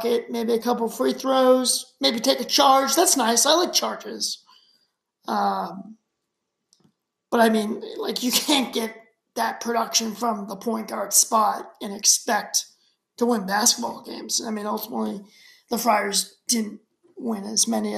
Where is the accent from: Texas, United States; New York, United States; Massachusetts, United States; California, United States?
Massachusetts, United States; Shrewsbury; I grew up in Shrewsbury, which is right outside of Worcester, Massachusetts